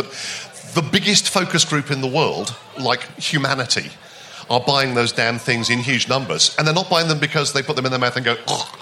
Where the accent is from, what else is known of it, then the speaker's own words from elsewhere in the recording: United Kingdom; we're British